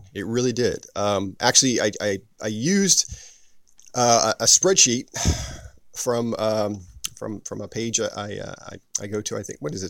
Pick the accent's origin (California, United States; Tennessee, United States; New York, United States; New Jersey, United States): New Jersey, United States; I'm actually from New Jersey.